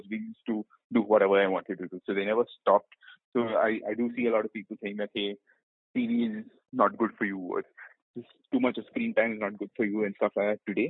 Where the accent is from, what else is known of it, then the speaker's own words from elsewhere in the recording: Hyderabad, Telangana, India; moved away; also born or lived in Kerala / Pune / Bombay; I'm from Kerala originally, but I grew up entirely in Hyderabad